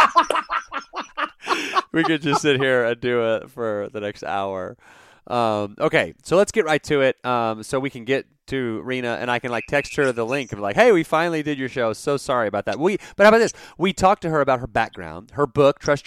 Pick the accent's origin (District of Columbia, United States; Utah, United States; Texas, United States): Texas, United States; Dallas; now in Abilene, United States; I grew up in like North Texas, like Dallas